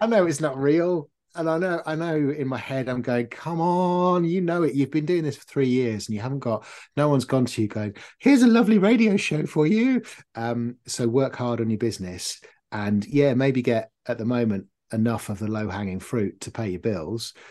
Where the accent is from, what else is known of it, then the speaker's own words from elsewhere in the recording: North Norfolk, East of England, United Kingdom; I grew up in North Norfolk, so, uh, on the beaches